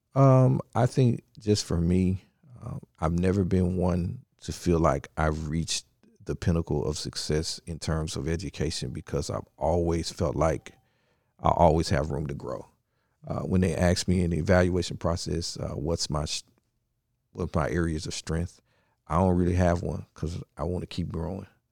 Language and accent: English; Memphis, Tennessee, United States; also born or lived in Nashville, Tennessee; I am originally from, uh, Memphis, Tennessee, born and raised.